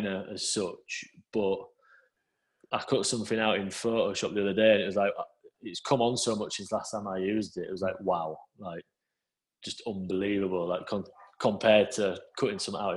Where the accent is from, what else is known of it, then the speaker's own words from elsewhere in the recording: Scarborough, Yorkshire and the Humber, United Kingdom; I was one printer from Scarborough at Leeds